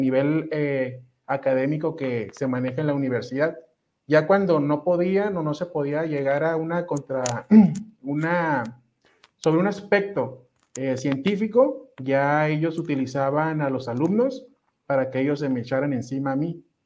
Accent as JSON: {"language": "Spanish", "town": "Ensenada", "region": "Baja California", "country": "Mexico", "tie": "born or raised there", "said": "Yo soy originario de Ensenada, Baja California"}